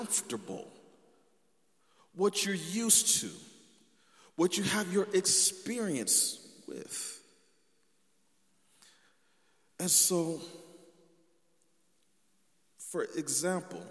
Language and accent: English; California, United States; I'm from California